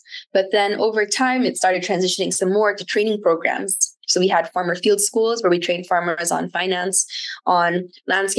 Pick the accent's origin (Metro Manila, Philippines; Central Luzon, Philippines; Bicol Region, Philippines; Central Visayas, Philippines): Bicol Region, Philippines; Camarines Sur; moved away; also born or lived in South Wales (possibly New South Wales, Australia); Super Typhoon Noctet hit my hometown.